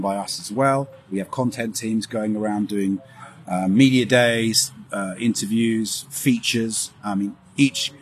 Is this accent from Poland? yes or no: no; London, United Kingdom; I'm from London, born and bred.